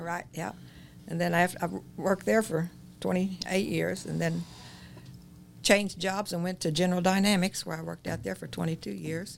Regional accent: Chittyville, just north of Herrin, Illinois, United States; I started in Chittyville, same place as your dad

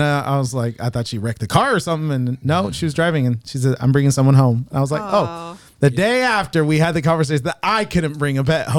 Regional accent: Southern California, United States; now in Illinois, United States; I am from California. Southern California.

